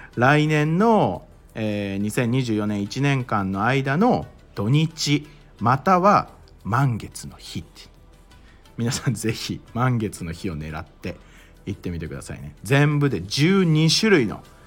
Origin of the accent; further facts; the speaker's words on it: Mie, Japan; 僕あの三重県出身なんですよ